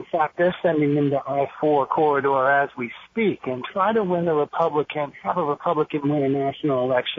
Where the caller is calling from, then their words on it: Fairfax County, Virginia, United States; I'm calling from Fairfax County